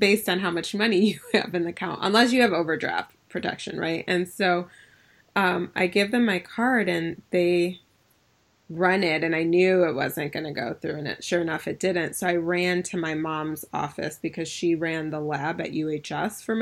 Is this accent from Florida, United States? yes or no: no; Ann Arbor, Michigan, United States; I'm from Ann Arbor, so U of M was kind of like, we spent time and hung out in the summer months when we were in the summers, in, you know, during high school on U of M's campus